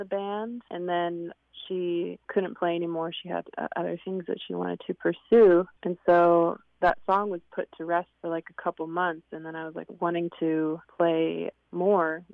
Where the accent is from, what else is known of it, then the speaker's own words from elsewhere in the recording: Swinomish Indian tribal community, Northwest Washington State, United States; I grew up in the Swinomish Indian tribal community that's in between Seattle and Bellingham in Northwest Washington State